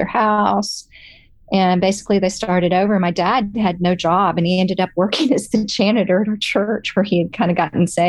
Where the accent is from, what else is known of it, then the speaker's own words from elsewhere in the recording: Dallas, Texas, United States; I grew up in Dallas, Texas.